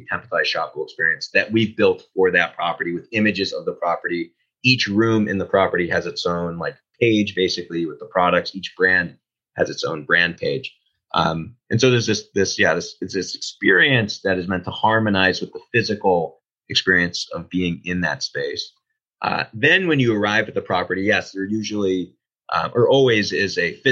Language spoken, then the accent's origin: English; Boston, Massachusetts, United States; I'm from Boston